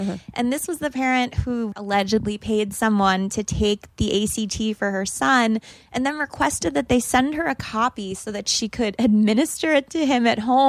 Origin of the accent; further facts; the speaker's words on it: New York City, New York, United States; I mean, we grew up on the Upper East Side. We were going to the Hamptons every weekend.